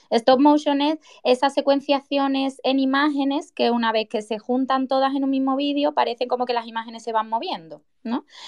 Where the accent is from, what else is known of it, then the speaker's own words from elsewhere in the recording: Seville, Andalusia, Spain; moved away as an adult; now in Huelva, Spain; yo soy de Sevilla, pero actualmente me encuentro trabajando en Huelva